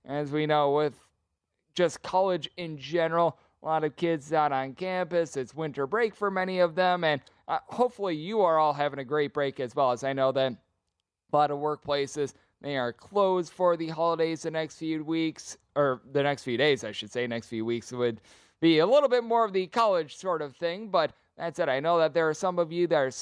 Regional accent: Wisconsin, United States; I'm someone from the great state of Wisconsin

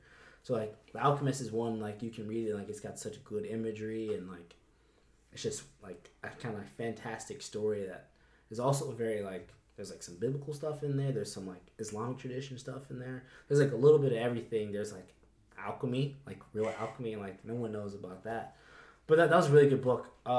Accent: Florida, United States; I'm from Florida

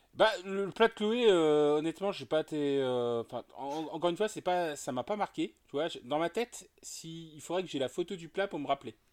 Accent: Nantes, Pays de la Loire, France; je suis de Nantes.

